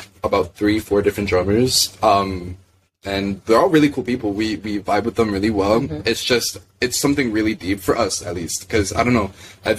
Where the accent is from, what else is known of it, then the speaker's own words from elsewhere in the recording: Miami, Florida, United States; Because we're from Miami. So our parents are, you know, like we're, like, first-gen, like, Americans.